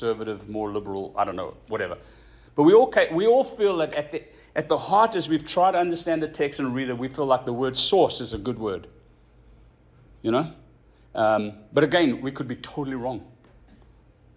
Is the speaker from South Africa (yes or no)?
yes; South Africa; moved away; When we grew up in South Africa, you could walk around without a shirt